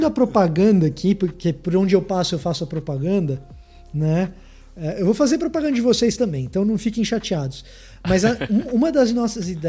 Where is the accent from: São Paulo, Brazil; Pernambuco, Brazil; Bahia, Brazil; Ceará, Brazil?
Bahia, Brazil; Salvador; tô falando para você que eu sou soteropolitano. Você pode não acreditar pelo meu sotaque, mas eu sou.